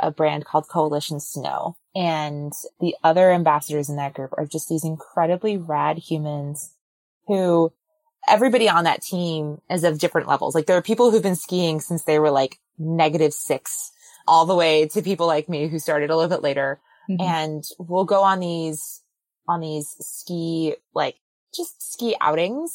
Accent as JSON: {"language": "English", "region": "New Jersey", "country": "United States", "tie": "born or raised there", "said": "I'm born and raised in New Jersey"}